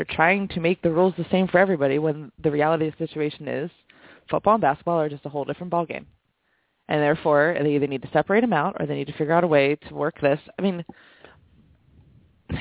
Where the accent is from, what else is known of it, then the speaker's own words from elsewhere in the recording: Pennsylvania, United States; I'm from Pennsylvania